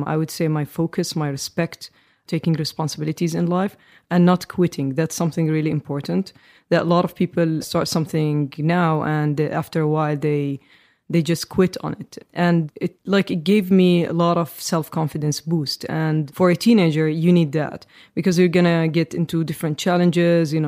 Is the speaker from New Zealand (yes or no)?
no; Amman, Amman Governorate, Jordan; I grew up in Jordan, the Middle East